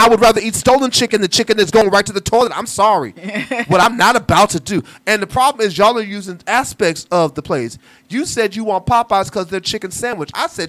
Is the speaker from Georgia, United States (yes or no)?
no; Ohio, United States; now in Atlanta, United States; I came to Atlanta from Ohio, most of us is in KFC.